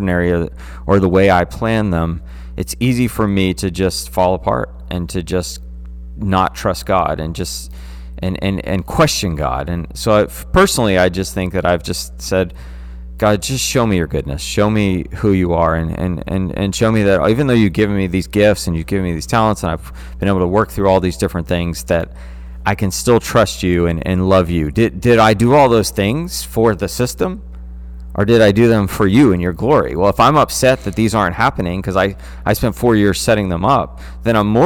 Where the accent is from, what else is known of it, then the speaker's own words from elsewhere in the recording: United States; us as American Christians